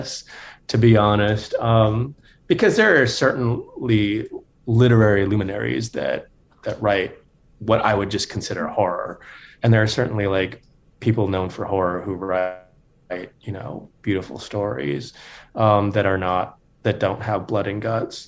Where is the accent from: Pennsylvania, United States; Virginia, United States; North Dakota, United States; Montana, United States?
North Dakota, United States; also born or lived in Bay Area, California; now in Lincoln, United States; I grew up in North Dakota. I didn't want to go back there.